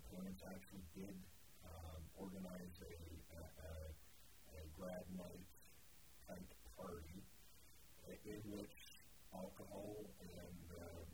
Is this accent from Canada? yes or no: yes; Canada; moved away; my particular area where I grew up in Canada